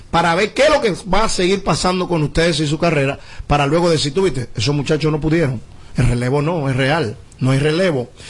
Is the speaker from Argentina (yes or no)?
no; Dominican Republic; hablo como buen dominicano